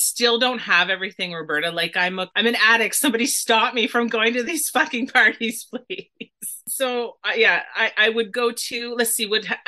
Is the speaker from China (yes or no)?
no; Dorchester, Ontario, Canada; my hometown of Dorchester